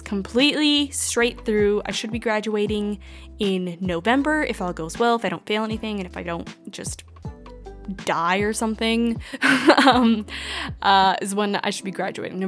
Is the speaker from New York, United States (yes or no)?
no; Washington, United States; moved away as an adult; now in Arizona, United States; I was born and raised in Washington State, and then I moved to Arizona in August